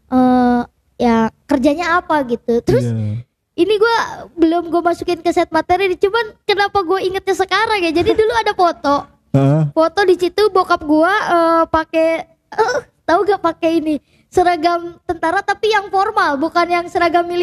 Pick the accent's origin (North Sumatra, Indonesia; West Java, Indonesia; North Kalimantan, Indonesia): West Java, Indonesia; Tasikmalaya; born or raised there